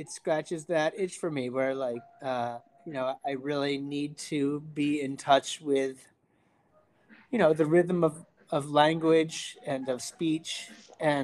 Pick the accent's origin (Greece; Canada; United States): United States; upstate New York; moved away as an adult; now in Vermont, United States; I grew up in upstate New York